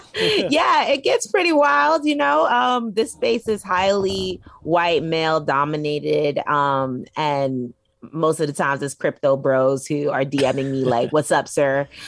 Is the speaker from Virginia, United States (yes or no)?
no; New York City, New York, United States; I'm from Brooklyn, New York. I grew up on Flatbush, Brooklyn